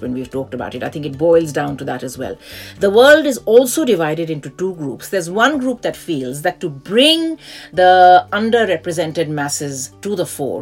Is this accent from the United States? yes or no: no; India; now in United Kingdom; I grew up in India